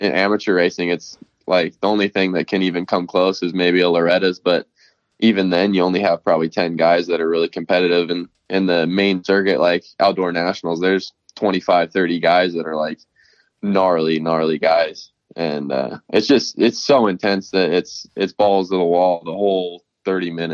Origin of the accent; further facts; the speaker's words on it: Boise, Idaho, United States; moved away; also born or lived in California; I'm born and raised in Boise, Idaho